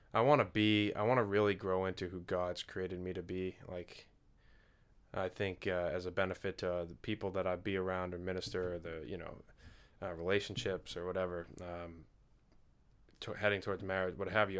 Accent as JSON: {"language": "English", "town": "Duxbury", "region": "Massachusetts", "country": "United States", "tie": "born or raised there"}